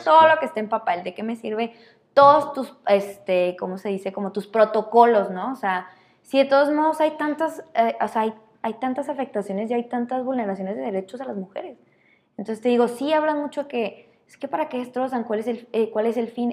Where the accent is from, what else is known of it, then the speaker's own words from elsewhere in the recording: Chihuahua, Mexico; crecimos aquí en México, en Chihuahua